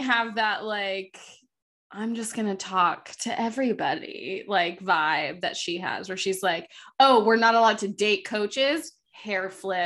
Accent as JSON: {"language": "English", "region": "Florida", "country": "United States", "tie": "born or raised there", "said": "growing up in Florida"}